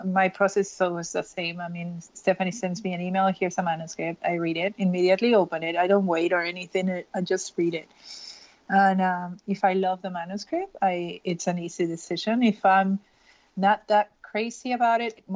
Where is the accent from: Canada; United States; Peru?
Peru; moved away as an adult; I'm Peruvian, I was born and raised in Peru. I moved when I was 24.